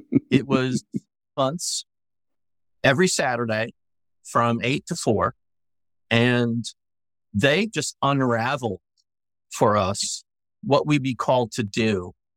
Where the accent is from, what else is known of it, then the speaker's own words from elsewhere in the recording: New York, United States; now in Knoxville, United States; as a New Yorker